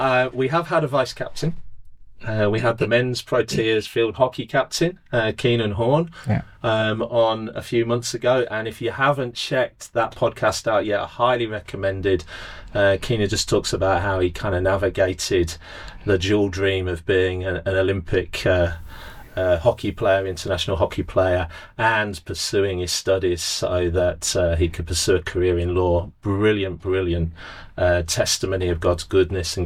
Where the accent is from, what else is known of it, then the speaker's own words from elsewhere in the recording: England, United Kingdom; moved away as an adult; now in South Africa; as a Pommy living in South Africa